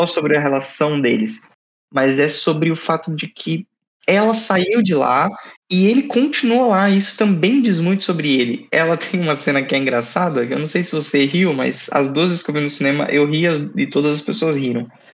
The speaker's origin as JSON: {"language": "Portuguese", "country": "Brazil", "tie": "born or raised there", "said": "Eu sou brasileiro brasileiro, fiquei morei no Brasil eternamente"}